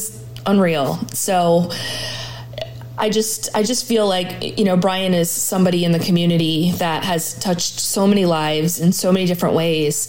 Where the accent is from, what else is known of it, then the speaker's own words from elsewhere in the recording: Massachusetts, United States; also born or lived in Columbus, Ohio / Cincinnati, Ohio; now in Coldwater, United States; I'm originally from Massachusetts.